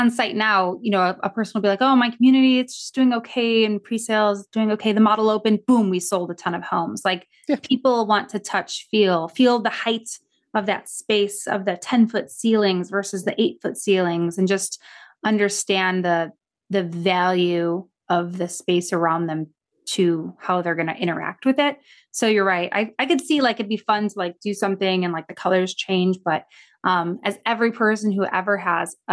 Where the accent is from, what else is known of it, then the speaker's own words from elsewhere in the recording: Midwest, United States; also born or lived in Chicago; I lived in Chicago. Yeah. I grew up in Midwest.